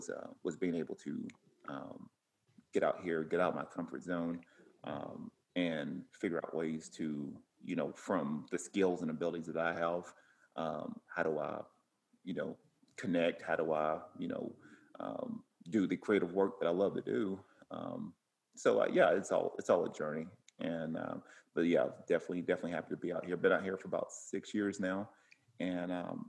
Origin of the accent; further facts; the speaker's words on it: Cleveland, Tennessee, United States; moved away as an adult; now in Oceanside, United States; I always felt like I was going to stay there in Cleveland, Tennessee, which is where I'm from. And I thought I was going to pretty much stay there forever, and or at least in the area.